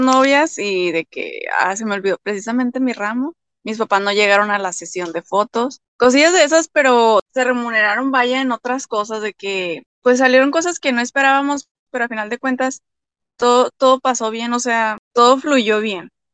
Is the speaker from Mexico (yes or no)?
yes; Torreón, Coahuila, Mexico; Soy de Torreón, Coahuila, México